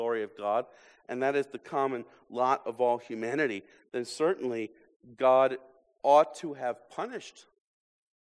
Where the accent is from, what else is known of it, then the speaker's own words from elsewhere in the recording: United States; American Christians